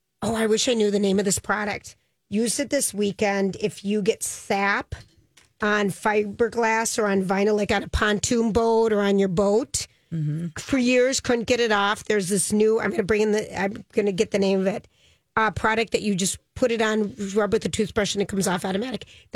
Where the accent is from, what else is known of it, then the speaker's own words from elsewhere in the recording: Finland; accent: Finnish; And with my Finland accent.